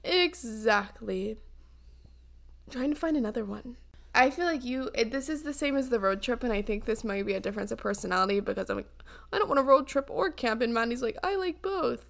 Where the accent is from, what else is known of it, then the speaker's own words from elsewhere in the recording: the South, United States; I grew up in the South